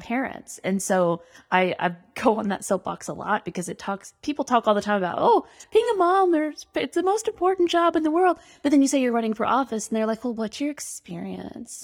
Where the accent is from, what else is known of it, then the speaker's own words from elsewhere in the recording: Russellville, Arkansas, United States; I grew up in Russellville